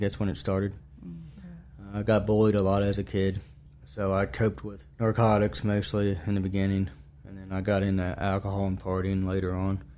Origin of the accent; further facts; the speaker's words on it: Rockingham County, Virginia, United States; also born or lived in Romania; I grew up playing soccer in Rockingham County